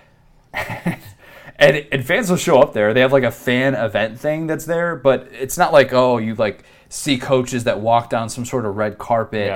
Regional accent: Midwest, United States; somebody who was born and raised in the Midwest

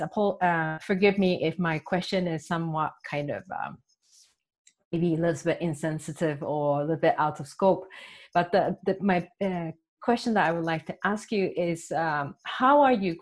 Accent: Japan; also born or lived in Tokyo; I'm from Japan. I'm based in Tokyo.

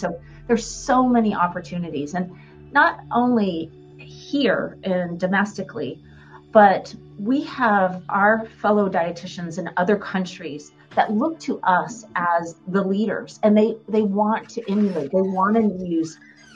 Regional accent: Columbus, Ohio, United States; also born or lived in Tampa, Florida; now in Jacksonville, United States; I grew up in Ohio, Columbus, Ohio

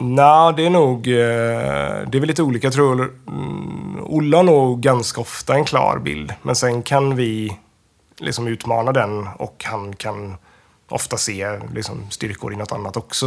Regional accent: Västra Götaland, Sweden; jag är från Lillhättan

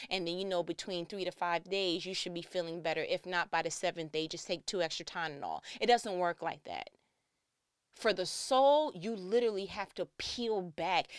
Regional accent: New York, United States; I'm from New York

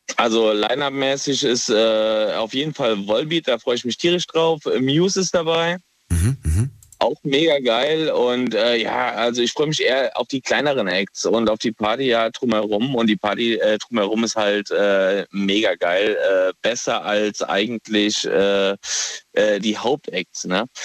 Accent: Kaiserslautern, Rhineland-Palatinate, Germany; Ich komme aus der Pfalz

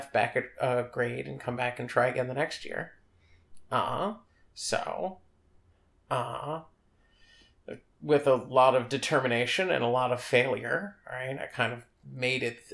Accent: New York City, New York, United States; I grew up on the Upper East Side

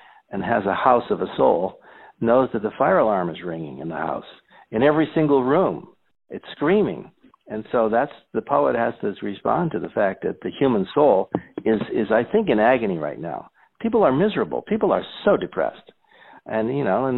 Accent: Scranton, Pennsylvania, United States; I grew up in Scranton, Pennsylvania

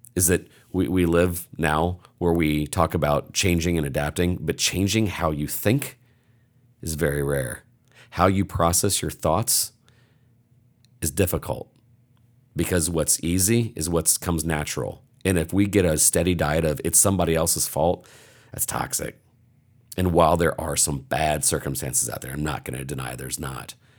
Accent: Indiana, United States; I'm from Indiana

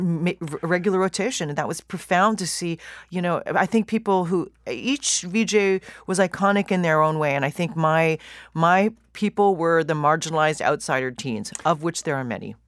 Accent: Vancouver, British Columbia, Canada; moved away as an adult; also born or lived in Toronto; I really did wanna leave my hometown

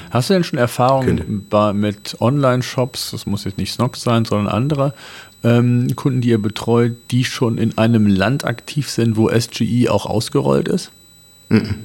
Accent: Germany; bei uns in Deutschland

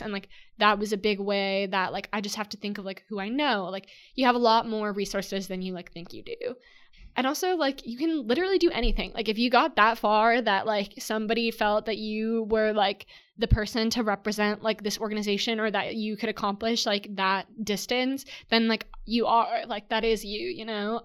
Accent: San Diego, California, United States; my hometown, San Diego

